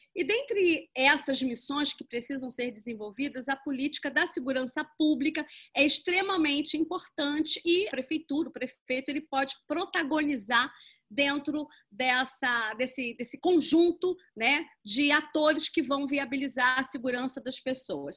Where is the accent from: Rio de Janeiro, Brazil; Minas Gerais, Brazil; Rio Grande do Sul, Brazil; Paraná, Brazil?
Rio de Janeiro, Brazil; todos nós merecemos enquanto cariocas